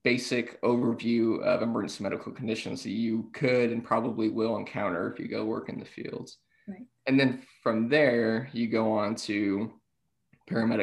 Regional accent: Fort Worth, Texas, United States; also born or lived in Austin, Texas; now in Montgomery County, United States; I'm originally from Fort Worth, so I'm not originally from the Montgomery County area at all.

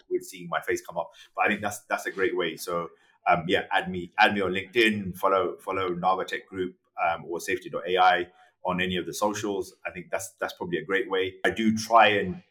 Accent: London, United Kingdom; moved away; I grew up in London, which was pretty cosmopolitan and pretty diverse.

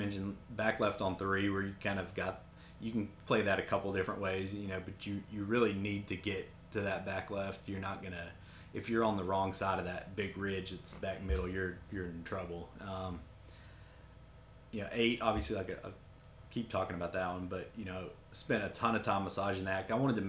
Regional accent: Kingsport, Tennessee, United States; Like I said, I grew up not too far from here. I was born in Tennessee and in the Tri-Cities, Kingsport, and happy to be back here and get to work here.

